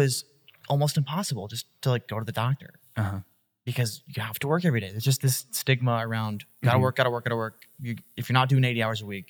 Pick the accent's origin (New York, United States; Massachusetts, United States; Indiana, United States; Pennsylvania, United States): Pennsylvania, United States; Northeast; I grew up in Northeast Pennsylvania, which is notorious for poorly managed coal mines up until recent history.